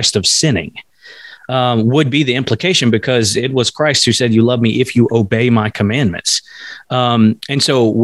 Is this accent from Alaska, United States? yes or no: yes; Alaska, United States; I'm an American and I live in America